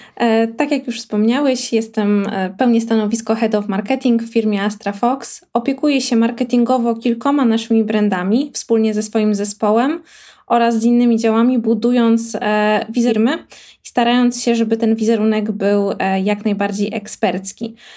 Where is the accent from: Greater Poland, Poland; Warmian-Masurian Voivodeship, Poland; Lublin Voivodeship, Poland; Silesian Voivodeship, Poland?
Warmian-Masurian Voivodeship, Poland; now in Warsaw, Poland; pracuję w Warszawie, natomiast pochodzę z moim zdaniem najpiękniejszego regionu Polski, czyli z Mazur.